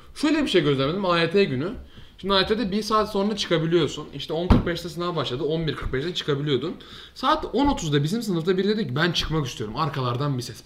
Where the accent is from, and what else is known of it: Turkey